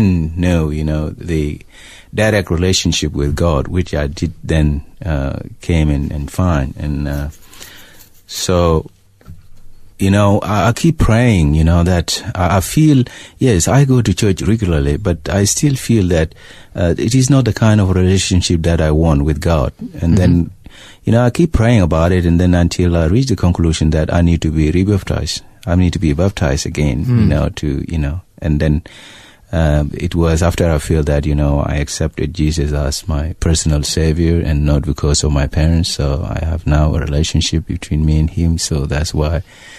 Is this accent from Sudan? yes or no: yes; Sudan; you know, it's something that when I was away from Sudan, I didn't know it was happening until I went back and see it.